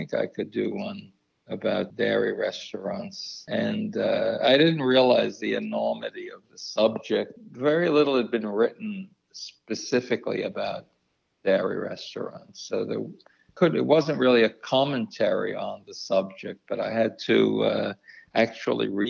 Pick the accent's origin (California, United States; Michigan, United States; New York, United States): New York, United States; New York City; growing up in New York City